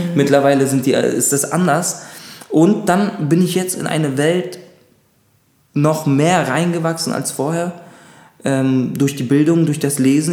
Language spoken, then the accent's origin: German; Berlin, Germany; also born or lived in Munich; ich würde auf jeden Fall sagen, ich komme aus Berlin. Das ist ganz klar. Also ich kenne ja nichts, ich habe nichts anderes kennengelernt.